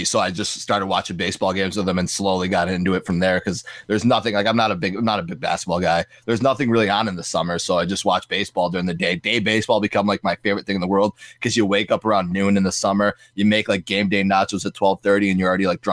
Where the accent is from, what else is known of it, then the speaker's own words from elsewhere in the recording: Buffalo, New York, United States; I grew up in Buffalo